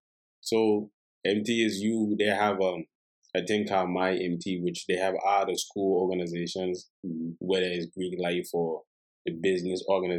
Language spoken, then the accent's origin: English; U.S. Virgin Islands; oh, I'm from St. Thomas.